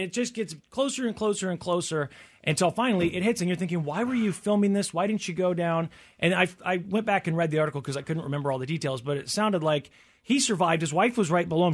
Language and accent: English; Tornado Alley, United States; growing up in Tornado Alley